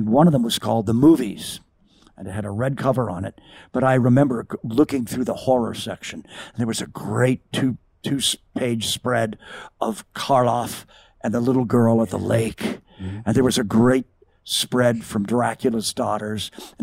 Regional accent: Southern California, United States; I'm from Southern California, and I know my way around

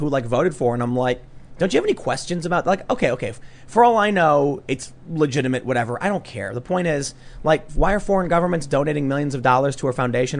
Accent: Chicago, Illinois, United States; growing up in Chicago.

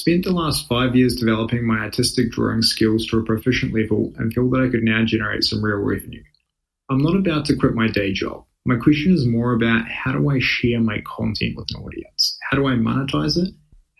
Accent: New Zealand; now in United States; I'm a Kiwi currently living in the US working as a financial consultant.

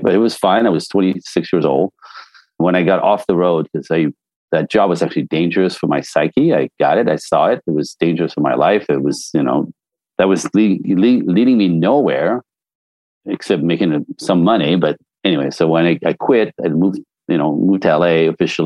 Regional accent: Canada; now in Los Angeles, United States; I'm French Canadian. So I was born in a snowbank

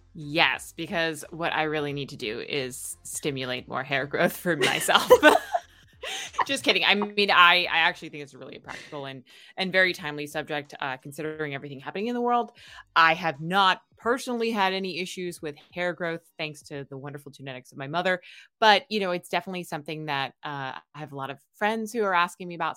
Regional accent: New York, United States; now in Hawaii, United States; I grew up in New York

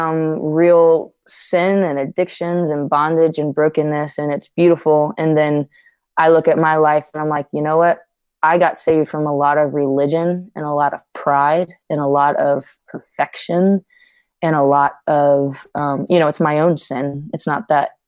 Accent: Louisiana, United States; I saw what was modeled in our church in Louisiana. I was born in Louisiana

